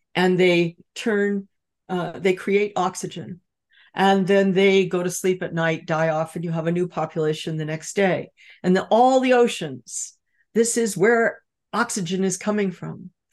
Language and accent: English; Los Angeles, California, United States; I grew up in California surrounded by Standard Oil with oil derricks offshore pumping tar onto the beaches